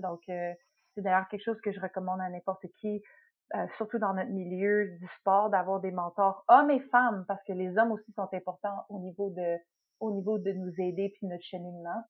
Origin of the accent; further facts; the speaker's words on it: Quebec, Canada; moved away as an adult; also born or lived in Montreal / Toronto; now in United States; Je suis québécoise dans, dans l'âme